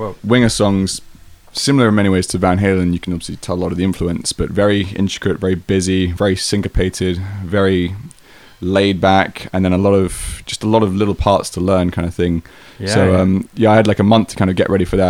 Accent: England, United Kingdom; moved away; I was from England

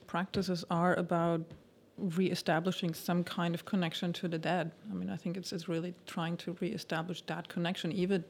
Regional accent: Germany; I was born and raised in Germany

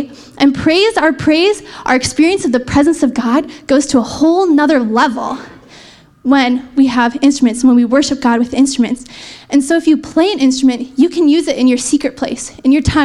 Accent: Canada; I'm Canadian, so proud.

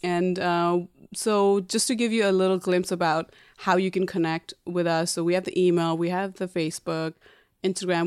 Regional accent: Nepal; now in New York, United States; I was born and raised in Nepal, and I came to America about twelve years ago.

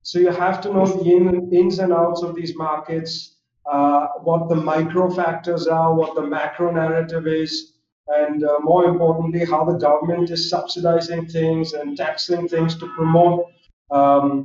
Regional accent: Mumbai, Maharashtra, India; moved away as an adult; also born or lived in Philadelphia, United States; I grew up in Mumbai. I'm Zoroastrian myself. So we're a small Parsi community in Mumbai

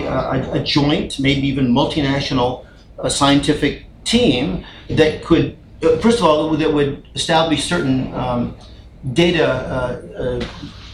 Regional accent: United States; also born or lived in Kathmandu, Nepal; being an American

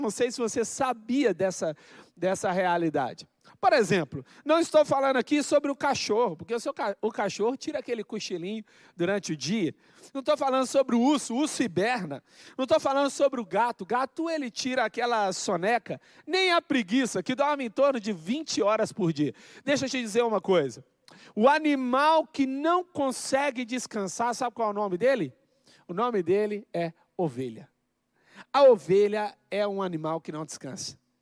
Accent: Minas Gerais, Brazil; eu cresci em Minas Gerais, nasci em Minas Gerais e cresci

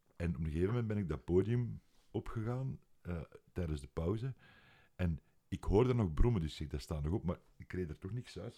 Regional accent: Leuven, Flanders, Belgium; ik ben van Leuven en in Leuven hadden wij ene muziekwinkel

